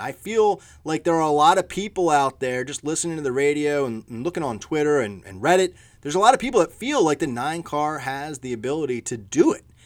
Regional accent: Philadelphia, Pennsylvania, United States; I'm from Philadelphia

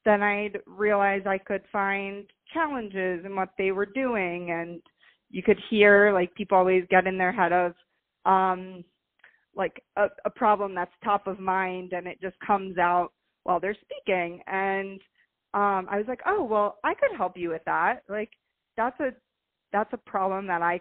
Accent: Fort Lauderdale, Florida, United States; also born or lived in Miami; I'm born and raised in Fort Lauderdale

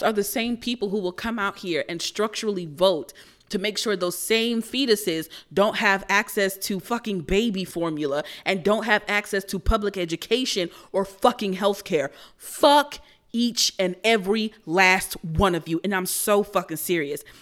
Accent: United States; as American citizens

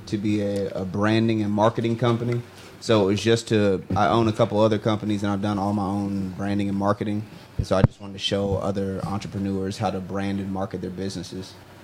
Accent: Georgia, United States; moved away as an adult; I'm from Georgia. I'm not from here. I came up here in 2010

